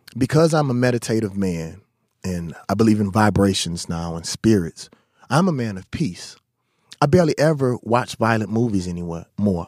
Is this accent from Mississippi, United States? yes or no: yes; Mississippi, United States; I come from Mississippi